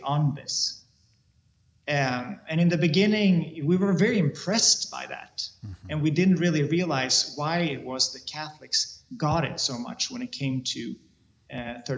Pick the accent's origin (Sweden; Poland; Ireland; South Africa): Sweden; I come from Sweden